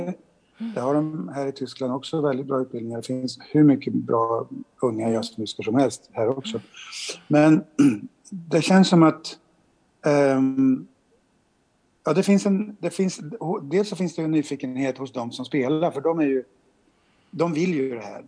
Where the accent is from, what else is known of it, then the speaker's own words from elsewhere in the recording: Sweden; vi som svenskar